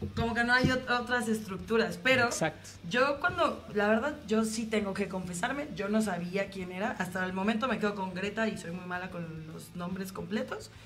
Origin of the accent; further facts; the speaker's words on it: Mexico; como mexicanos